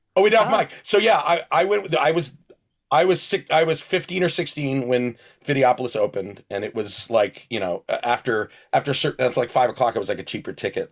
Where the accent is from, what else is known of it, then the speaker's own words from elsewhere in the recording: Spring Lake, New Jersey, United States; moved away; also born or lived in Red Bank, New Jersey; I was born in Red Bank and lived in Spring Lake.